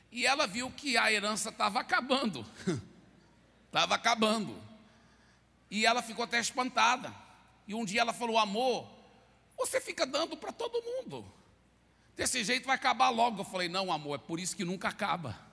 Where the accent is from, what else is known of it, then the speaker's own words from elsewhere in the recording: Belo Horizonte, Minas Gerais, Brazil; also born or lived in Goiás / Pará; now in São Paulo, Brazil; eu nasci em Belo Horizonte, sou mineiro. Também morei muito tempo em Goiás, sou goiano. Morei muito tempo no Pará, sou paraense. Agora estou em São Paulo, sou paulista